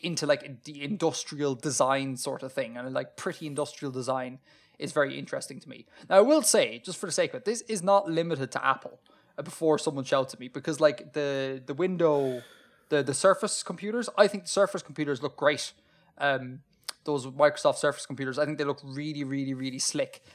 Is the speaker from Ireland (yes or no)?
yes; Ireland; as an Irish person